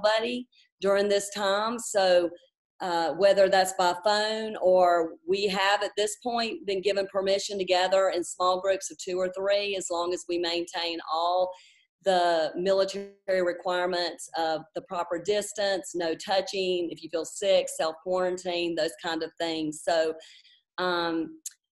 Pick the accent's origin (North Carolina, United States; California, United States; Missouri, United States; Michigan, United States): North Carolina, United States; Charlotte; moved away as an adult; also born or lived in Fort Bragg, North Carolina; now in Stuttgart, Germany; I was born and raised in Charlotte